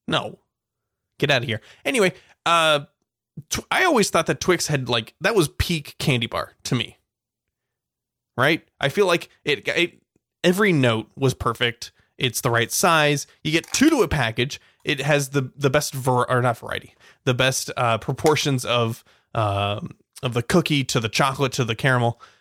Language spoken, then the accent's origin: English; California, United States; We're, we're from California